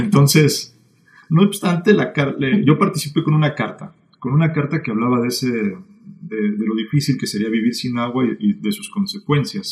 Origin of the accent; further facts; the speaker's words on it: Mexico City, Mexico; nací en la Ciudad de México en 1984